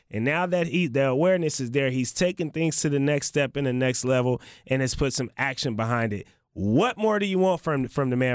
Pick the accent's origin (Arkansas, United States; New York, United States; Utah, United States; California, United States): California, United States; the Bay Area; now in Portland, United States; I'm not in the Bay right now. That's, that's my hometown